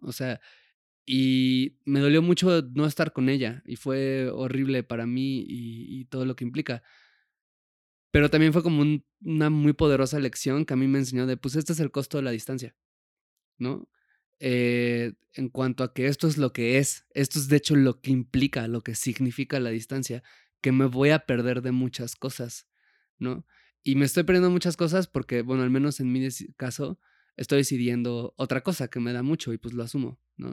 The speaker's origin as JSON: {"language": "Spanish", "region": "Puebla", "country": "Mexico", "tie": "born or raised there", "moved": "yes", "said": "cuando yo me fui de Puebla, que es de donde crecí"}